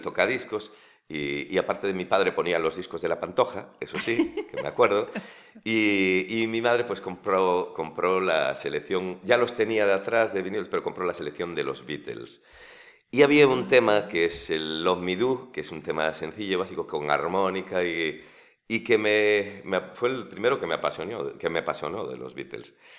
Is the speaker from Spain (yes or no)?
yes; Vilagarcía de Arousa, Galicia, Spain; born or raised there; also born or lived in Santiago de Compostela / Bamio / Sigüeiro